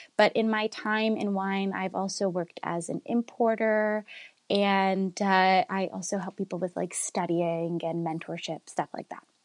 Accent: Vaughan, Ontario, Canada; I'm Italian and I'm from Woodbridge

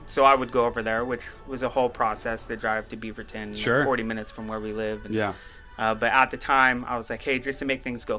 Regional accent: Guam; moved away; also born or lived in California; I lived in California for a while, and I was born on Guam, an island and stuff

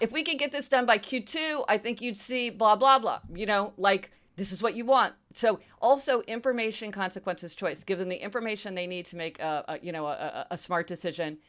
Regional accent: Missouri, United States; I'm from Missouri, right? This is the show me state

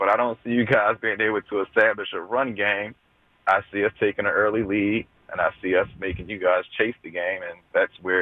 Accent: Philadelphia, Pennsylvania, United States; I'm from Philly

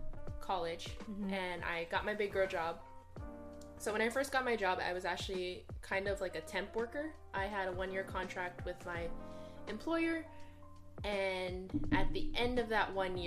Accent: Hawaii, United States; now in Seattle, United States; Growing up in Hawaii, I've never needed use Spanish.

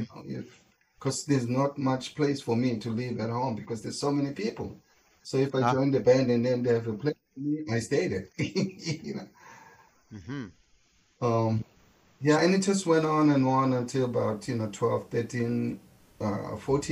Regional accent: Soweto, Gauteng, South Africa; English is a second language; moved away as an adult; also born or lived in Alexandra Township; now in United States; my mother took me to my grandmother's house in Soweto. That's where my life started, because I was raised by my grandmother and my grandfather.

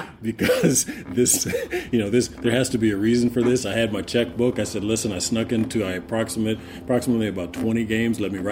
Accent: Oakland, California, United States; also born or lived in Berkeley / San Jose; I was born in Berkeley. Most of my family was in Oakland, but my mother and father kind of broke away to San Jose, you know, in some of the later years. So I grew up actually an A's fan.

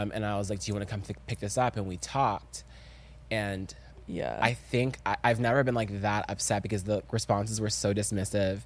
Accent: the South, United States; I'm from the South, and I'm African

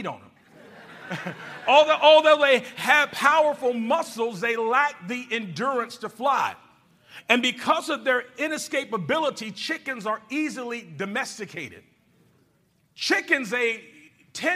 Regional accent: Georgia, United States; moved away; That's where I'm from. And when I was a little boy, I lived in a little country town

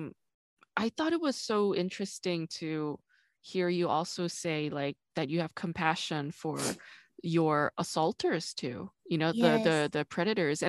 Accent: New York, United States; also born or lived in South Korea; now in Los Angeles, United States; I grew up in New York

